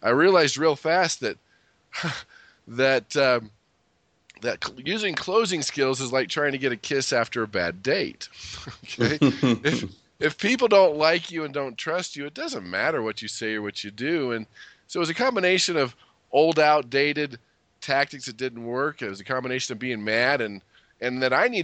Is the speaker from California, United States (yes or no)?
yes; California, United States; I grew up in California, so that was always nice